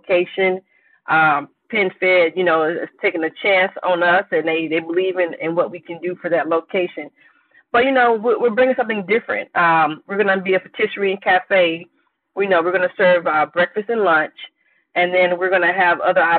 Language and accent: English; Enterprise, Mississippi, United States; moved away as an adult; I grew up in Mississippi, and my grandmother had a farm